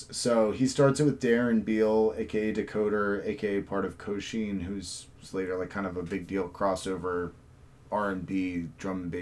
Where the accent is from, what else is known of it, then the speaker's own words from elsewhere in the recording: United States; as an American